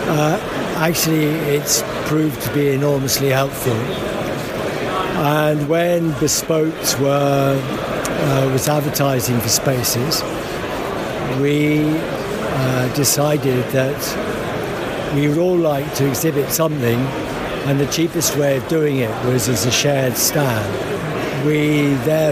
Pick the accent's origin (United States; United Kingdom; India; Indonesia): United Kingdom; London; moved away as an adult; now in South Coast, United Kingdom; London. I think I'm still a Londoner, but I've moved down to the South Coast